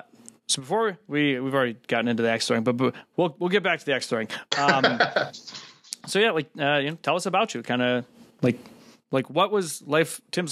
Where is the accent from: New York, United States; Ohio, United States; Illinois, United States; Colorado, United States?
Ohio, United States; Cleveland; moved away; also born or lived in Austin; my hometown of Cleveland, Ohio.